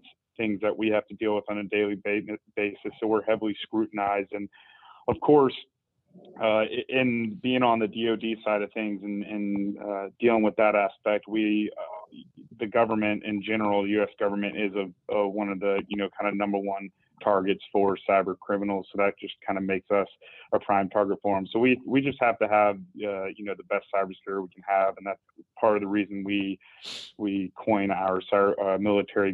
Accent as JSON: {"language": "English", "town": "Augusta", "region": "Georgia", "country": "United States", "moved": "as an adult", "lives_now": "Charlotte, United States", "said": "I'm originally from Augusta, Georgia, but I currently have resided in Charlotte, North Carolina for almost 7 years now"}